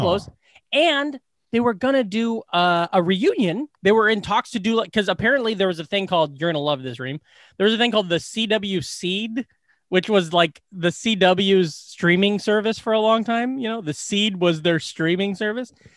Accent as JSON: {"language": "English", "town": "Glenwood", "region": "Iowa", "country": "United States", "tie": "born or raised there", "said": "in my hometown, the place that everybody works where they take care of, uh, like, people with mental, mental disabilities"}